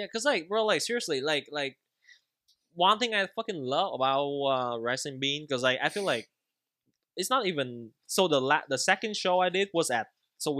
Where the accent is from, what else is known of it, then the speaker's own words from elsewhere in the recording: Anaheim, California, United States; Bro, you're saying I'm from LA, but like, bro, I'm from Anaheim, bro.